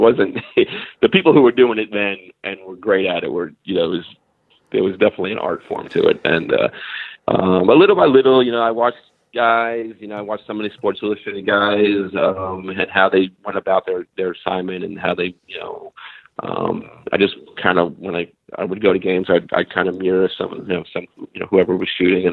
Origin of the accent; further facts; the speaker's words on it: New York City, New York, United States; I grew up in Staten Island, New York